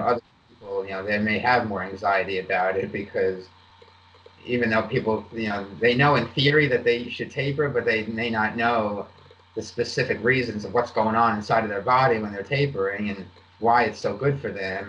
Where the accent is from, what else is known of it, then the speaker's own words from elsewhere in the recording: East Coast, United States; I grew up on the East Coast.